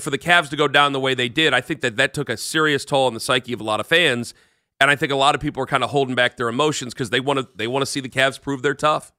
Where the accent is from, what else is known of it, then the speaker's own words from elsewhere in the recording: Canton, Ohio, United States; I'm from Canton